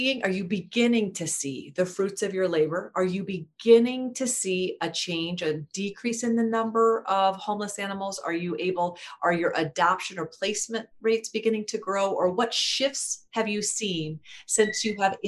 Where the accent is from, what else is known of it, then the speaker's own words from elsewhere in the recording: Iowa, United States; I grew up in Iowa, and still in Iowa